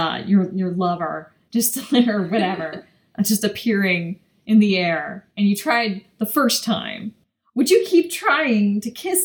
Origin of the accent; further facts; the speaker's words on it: United States; I'm American